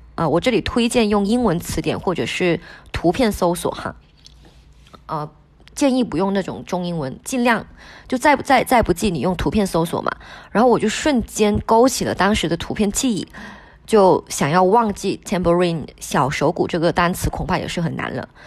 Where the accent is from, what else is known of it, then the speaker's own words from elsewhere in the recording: Wenchang, Hainan, China; first language Hainanese (Wenchang dialect); Chinese is a second language; also born or lived in Colombia; 其实我的第一语言是海南话，海南文昌话，我上小学才学的普通话